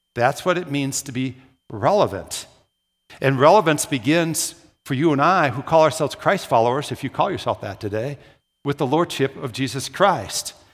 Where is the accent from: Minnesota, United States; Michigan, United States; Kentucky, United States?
Minnesota, United States; Brooklyn Park; moved away as an adult; also born or lived in Williston, North Dakota; I grew up in the Twin Cities. I'm a classic city boy. I don't talk about that much. I grew up in Brooklyn Park